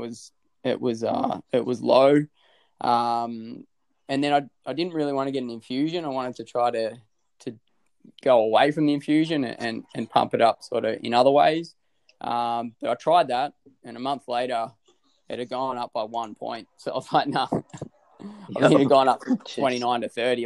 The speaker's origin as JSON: {"language": "English", "country": "Australia"}